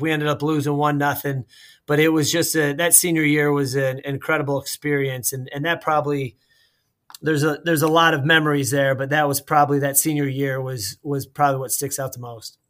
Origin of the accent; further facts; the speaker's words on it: Warren, Michigan, United States; moved away as an adult; now in Columbus, United States; growing up in Warren, my uh, my neighbor across the street played soccer